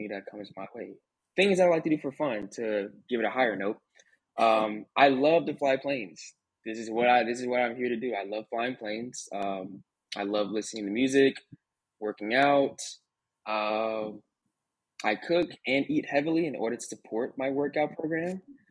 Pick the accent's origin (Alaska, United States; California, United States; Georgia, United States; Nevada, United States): Georgia, United States; Atlanta; I'm from Atlanta, Georgia.